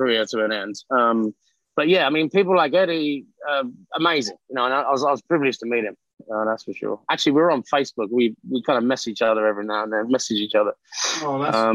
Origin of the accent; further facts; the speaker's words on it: London, United Kingdom; moved away as an adult; now in United States; I'm from East London